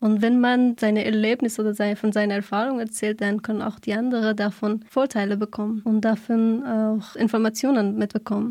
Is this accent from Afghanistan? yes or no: yes; Afghanistan; German is a second language; moved away as an adult; now in Freiburg, Germany; bin 26 Jahre alt und komme aus Afghanistan. Ich bin seit fünf Jahren in Deutschland.